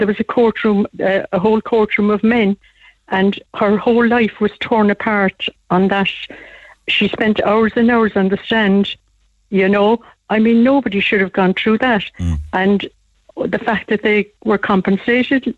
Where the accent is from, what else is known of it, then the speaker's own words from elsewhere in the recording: Cork, Munster, Ireland; I lived in Blackrock and Bessborough. I grew up in Blaher in Blackrock